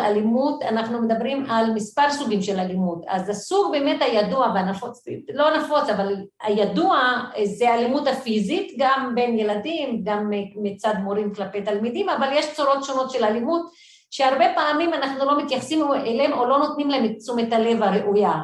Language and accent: Hebrew; Haifa, Haifa District, Israel; moved away as an adult; now in Jerusalem, Israel; גדלתי בשכונת מצוקה, בעיר חיפה